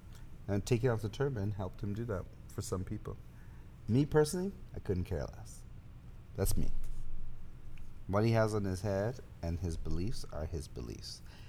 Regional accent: Canada; Me being Canadian.

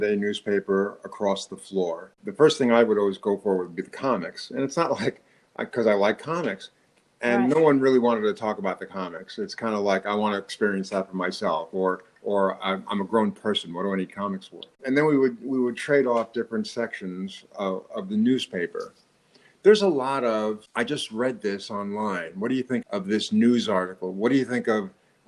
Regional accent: New York, United States; accent: New York; my New York accent

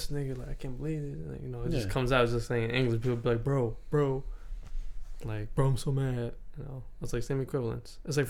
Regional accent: Alabama, United States; Speaking of the South, I told you I'm a boy from Alabama.

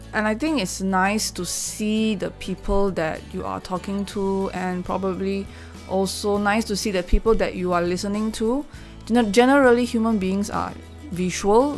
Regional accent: Malaysia; I'm Malaysian. I know a little bit of Malay

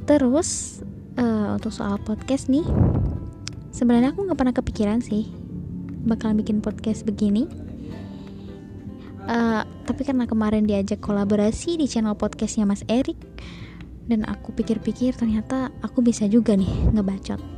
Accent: Klaten, Central Java, Indonesia; accent: medok; aku udah bilang aku orang Klaten jadi mungkin bahasa aku atau suara aku atau logat aku agak medok

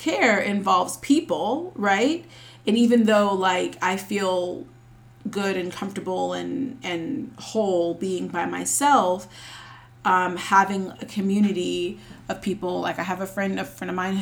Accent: Charlotte, North Carolina, United States; I live in Charlotte currently, and I'm from Charlotte.

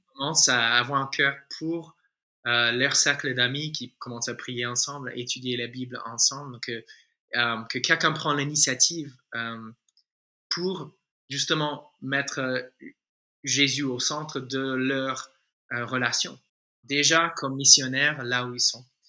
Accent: United States; French is a second language; moved away as an adult; now in Toulouse, France; si tu détectes un petit accent, euh, c'est en fait, euh, je suis un, un, Américain francisé. Ça fait, voilà, 19 ans bientôt euh, que je suis là déjà

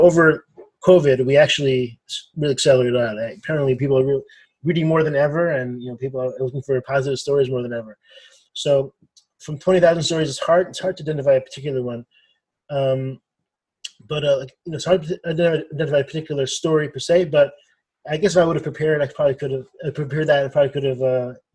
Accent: Los Angeles, California, United States; moved away as an adult; also born or lived in Boston, Massachusetts / Baltimore, Maryland; now in Maryland, United States; I grew up in Los Angeles, California, and I moved to the East Coast for school

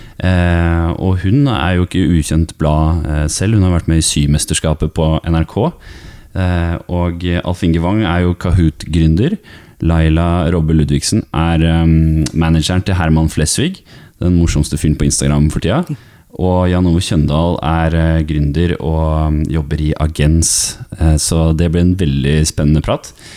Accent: Askim, Østfold, Norway; i Askim, der jeg kommer fra

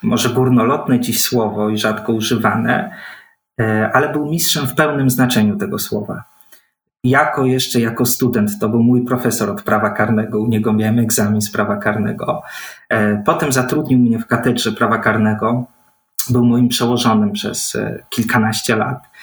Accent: Gdańsk, Pomeranian Voivodeship, Poland; Faktycznie urodziłem się w Gdańsku, wychowałem się w Gdańsku, ale w rodzinie o wileńskich korzeniach

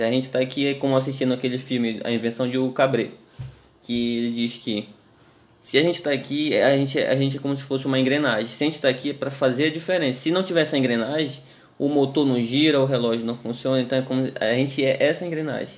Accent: Santarém, Pará, Brazil; a gente é paraense, mas é, a gente é de Santarém

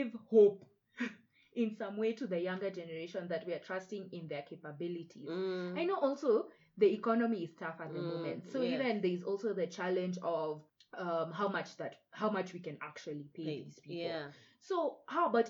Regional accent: Nairobi, Kenya

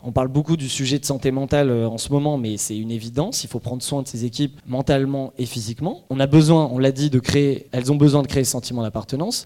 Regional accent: France; on est français, en tout cas pour la plupart ici

